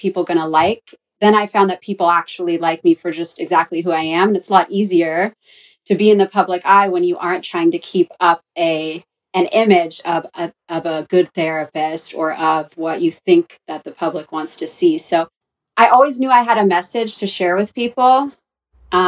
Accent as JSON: {"language": "English", "area": "Orange County", "region": "California", "country": "United States", "also_born_or_lived": "Los Angeles, California", "moved": "as an adult", "said": "I'm from Orange County, California"}